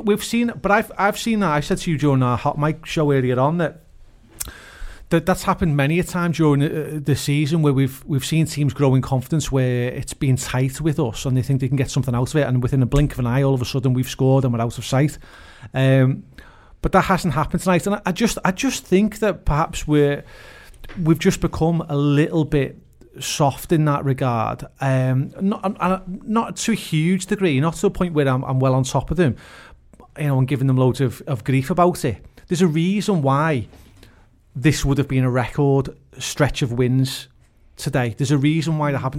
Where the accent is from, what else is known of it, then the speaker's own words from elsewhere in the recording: Huyton, North West England, United Kingdom; I'm from Haitian